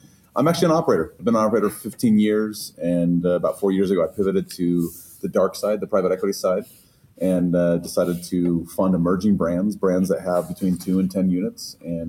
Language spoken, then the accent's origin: English; Chicago, Illinois, United States; I'm from Chicago.